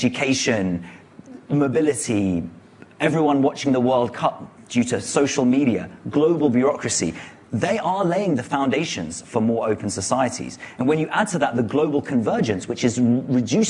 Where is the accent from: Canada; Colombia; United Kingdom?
United Kingdom; London; I am a Londoner long before I am a Briton